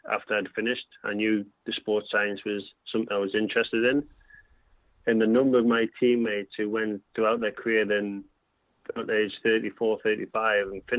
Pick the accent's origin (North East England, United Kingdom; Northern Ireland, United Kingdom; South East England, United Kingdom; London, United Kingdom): North East England, United Kingdom; Newcastle upon Tyne; I went back to Newcastle, which was a huge thing for me. I got the chance to go back to play for my hometown club.